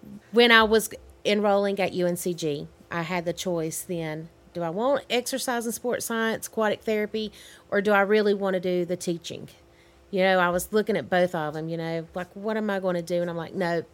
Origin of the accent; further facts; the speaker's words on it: Hudson, North Carolina, United States; also born or lived in Granite Falls, North Carolina; Being from Caldwell County it's different from being raised in other counties